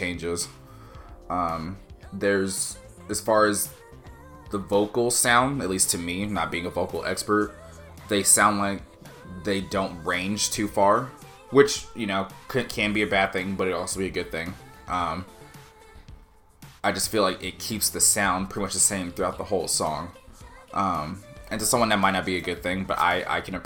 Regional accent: United States; as an American

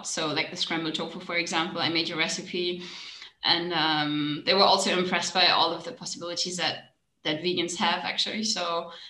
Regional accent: Germany; I'm from Germany.

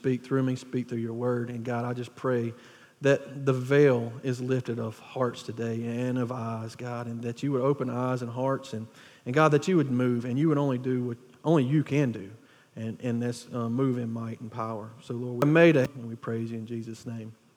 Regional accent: Wilkinson County, Georgia, United States; planting a church in Wilkeson County, which is about 30, 40 minutes away from here. It's my hometown. It's the people that I grew up

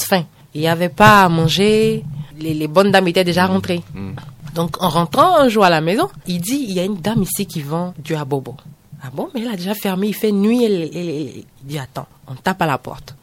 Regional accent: San Pédro, Bas-Sassandra, Côte d’Ivoire; accent: Ivorian; moved away as an adult; now in Benin; Moi, je suis née en Côte d'Ivoire. ok Précisément à San Pedro, c'est une ville euh, côtière

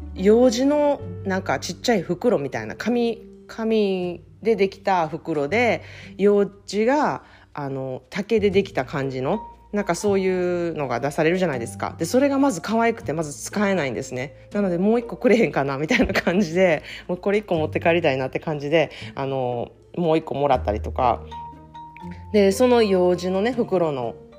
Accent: Japan; now in United States; 私も日本人で日本で育ってるにもかかわらずこうやっぱり30年とか外国で育つと

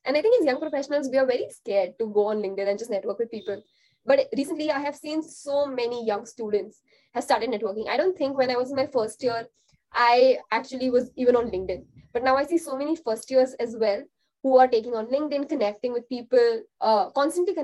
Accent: India; as an Indian

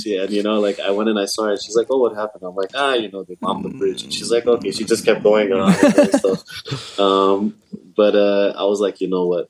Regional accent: Los Angeles, California, United States; I'm from California, from

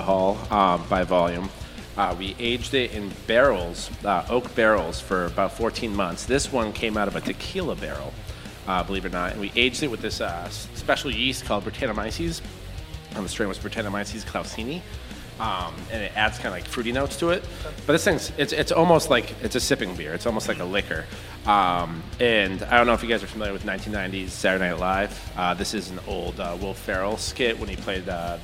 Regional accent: Gardner, Massachusetts, United States; I'm from Gardner originally

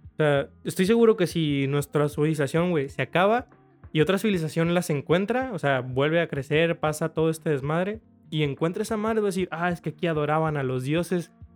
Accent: Mexico; como cultura mexicana

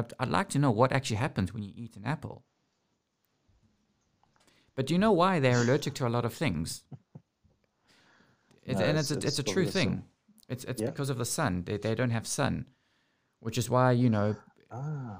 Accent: South Africa; moved away; also born or lived in United Kingdom; growing up in South Africa

